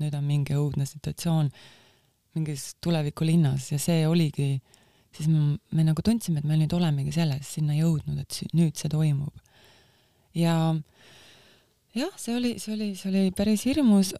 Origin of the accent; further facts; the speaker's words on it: Estonia; also born or lived in New York, United States; now in Miami, United States; ma kasvasin üles siin Nõukogude sellises äh, karmi meeleoluga kritiseerivas ühiskonnas